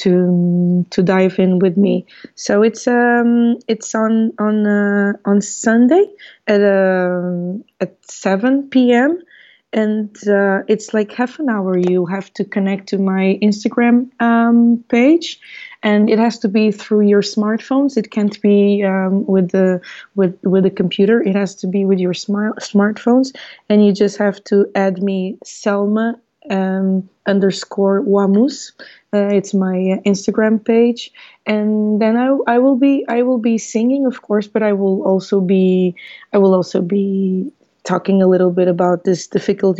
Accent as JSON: {"language": "English", "country": "Portugal", "tie": "born or raised there", "also_born_or_lived": "Mozambique", "lives_now": "Lisbon, Portugal", "said": "I was born in Mozambique in 1981. So I'm 38 years old now, and I came to Portugal with my parents when I was 6 years old, and I've been here ever since."}